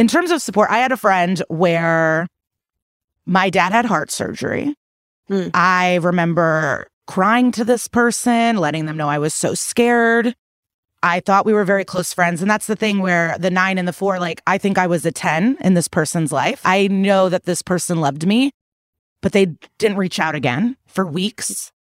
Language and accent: English; Russia; English is a second language; now in United States; I'm from Russia. No discussions, no apologies, no accountability ever.